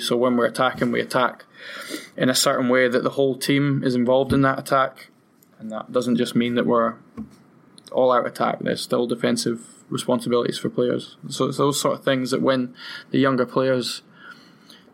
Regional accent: Aberdeen, Scotland, United Kingdom; moved away; I would have liked to have played in my hometown

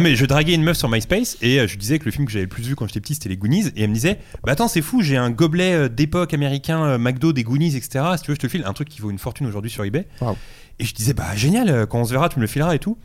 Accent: Drancy, Île-de-France, France; je suis né à Drancy, dans le quatre-vingt-treize, et j'ai joué dans le club de Drancy

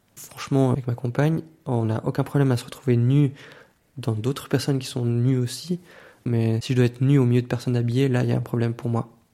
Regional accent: Valais, Switzerland; J'ai grandi dans le Chablais valaisan

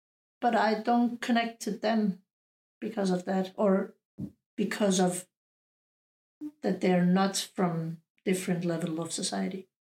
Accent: Denmark; No, because I don't feel half Bosnian, half Danish.

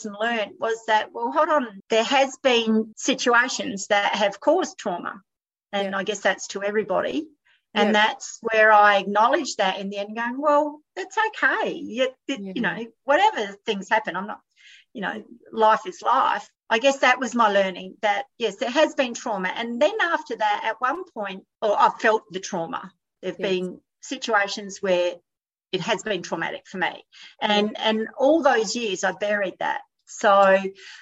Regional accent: Adelaide, South Australia, Australia; now in New South Wales, Australia; I'm from Adelaide originally

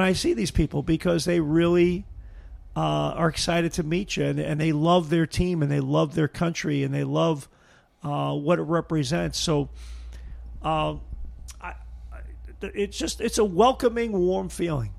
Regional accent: Brooklyn, New York, United States; moved away as an adult; now in Niagara River, Western New York, United States; growing up in Brooklyn

